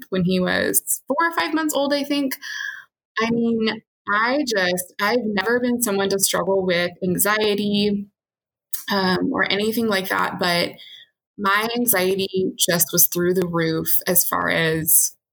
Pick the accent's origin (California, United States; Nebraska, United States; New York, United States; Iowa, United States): California, United States; also born or lived in East Coast; I grew up in California